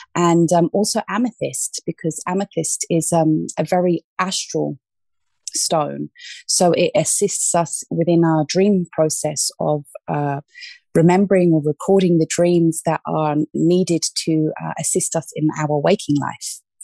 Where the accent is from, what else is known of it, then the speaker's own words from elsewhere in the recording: London, United Kingdom; moved away as an adult; also born or lived in Australia; now in Ibiza, Spain; I was born in Australia, um, but I grew up in the UK, in London, southwest London.